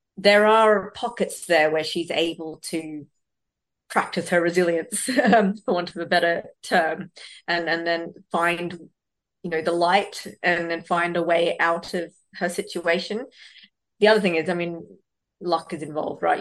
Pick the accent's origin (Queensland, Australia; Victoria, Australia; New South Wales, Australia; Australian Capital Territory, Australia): New South Wales, Australia; Sydney; also born or lived in Bangalore, India; I grew up in Western Sydney